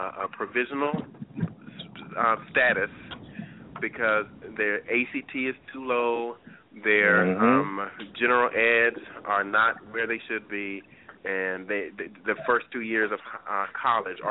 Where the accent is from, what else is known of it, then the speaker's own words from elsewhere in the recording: North Carolina, United States; moved away as an adult; now in Chicago, United States; I grew up in North Carolina, where we were bused to schools for the purposes of integration